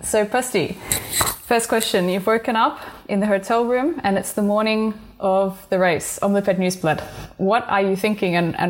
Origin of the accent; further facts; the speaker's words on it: Australia; I might be biased being Australian.